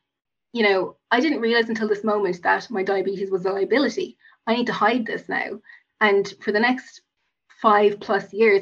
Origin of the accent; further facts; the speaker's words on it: Cork, Munster, Ireland; also born or lived in United States; I grew up in Cork, which I have to mention as a Cork woman